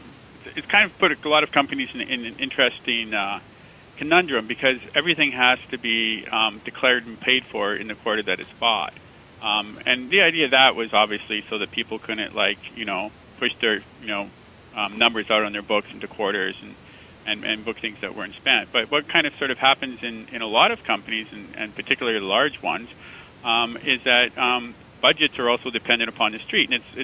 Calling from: San Francisco, California, United States; San Francisco.

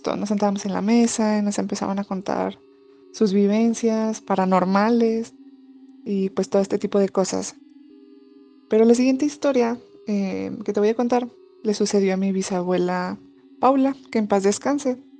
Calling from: Saltillo, Coahuila, Mexico; te mando saludos desde Saltillo, Coahuila

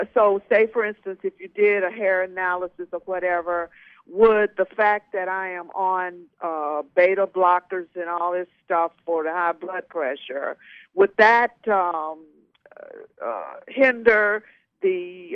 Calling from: Atlanta, Georgia, United States; I'm calling from Atlanta, Georgia.

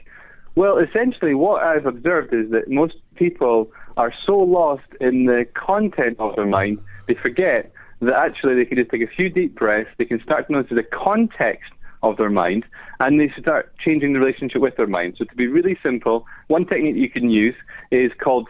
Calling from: London, United Kingdom; I'm calling from London.

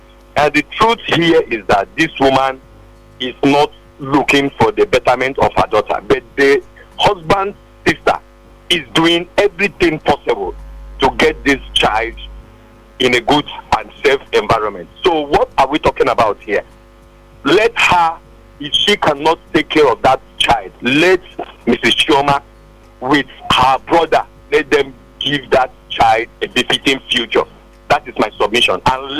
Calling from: Lagos, Nigeria; I'm calling from Ojo area in Lagos.

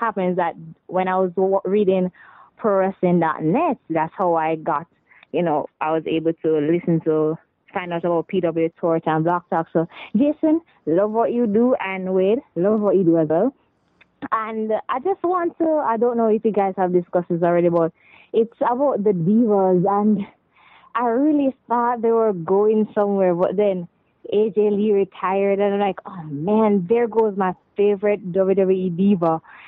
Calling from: Jamaica

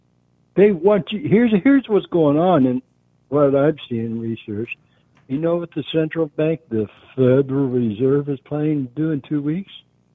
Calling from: Long Beach, California, United States; Yeah, just out here in Long Beach.

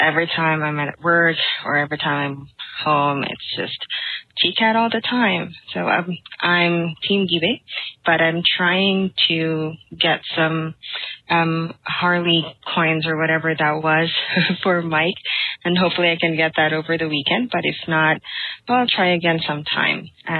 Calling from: Philippines; English is a second language; I'm calling from the Philippines. I think that I'm the first caller from the Philippines.

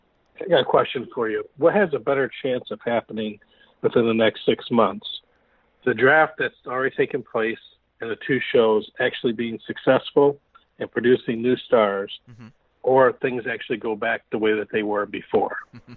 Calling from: Aurora, Illinois, United States; from Aurora.

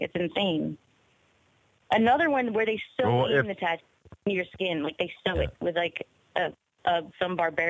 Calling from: New Orleans, Louisiana, United States; Hey, Ryan. Hey, Joe. This is Eyes Open from New Orleans.

